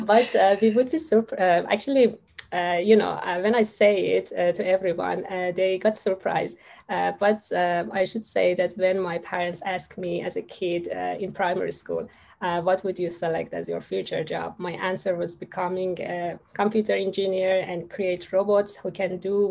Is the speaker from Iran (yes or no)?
yes; Iran; moved away as an adult; now in Australia; my home country, Iran